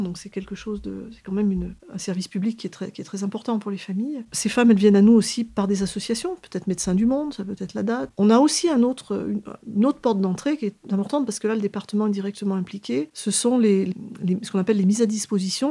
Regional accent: Auvergne-Rhône-Alpes, France; moved away as an adult; also born or lived in Paris region; now in Grenoble, France; je souhaitais revenir dans ma région d'origine, puisque je suis de la région Rhône-Alpes

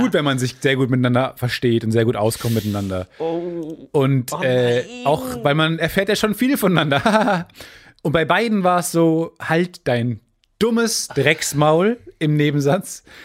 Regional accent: Kamen, North Rhine-Westphalia, Germany; bei uns in Kamen

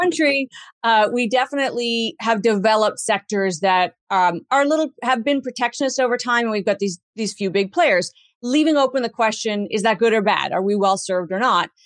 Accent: Canada; as a Canadian

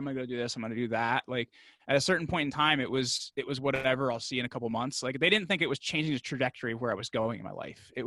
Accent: New York, New Jersey, United States; I'm from the New York, New Jersey area

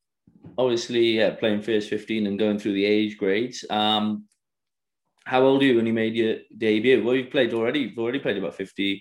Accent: Wales, United Kingdom; now in Australia; obviously I'm from Wales, if you can't tell

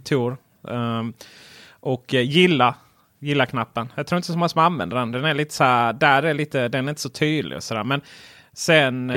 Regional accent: Blekinge, Sweden; Jag är från Blekinge

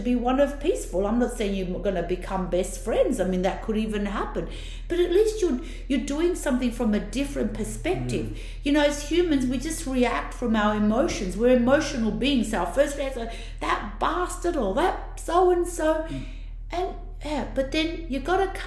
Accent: Italy; accent: Italian; now in Australia; my Italian accent's so bad

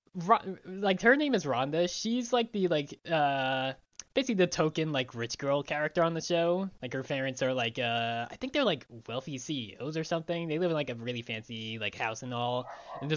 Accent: Long Island, New York, United States; moved away; growing up in Long Island

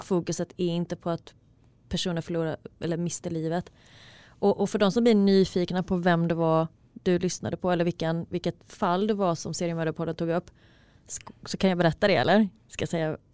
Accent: Falkenberg, Halland County, Sweden; moved away as an adult; now in Stockholm, Sweden; Jag kommer från en eh, småstad på västkusten som heter Falkenberg. Jag har bott i Stockholm nu i cirka tre år

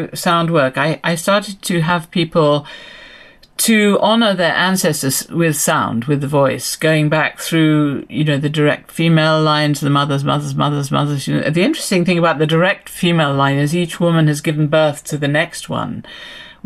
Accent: England, United Kingdom; I'm from England

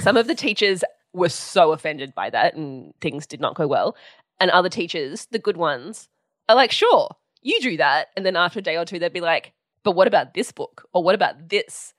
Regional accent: Sydney, New South Wales, Australia; I grew up in Sydney, in New South Wales, um, in Balmain

